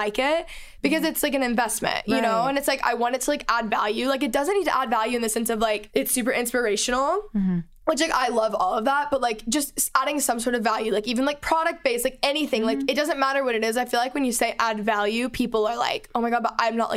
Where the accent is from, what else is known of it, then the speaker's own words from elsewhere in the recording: Dallas, Texas, United States; moved away; I'm from Texas, so I was home in Dallas for the holidays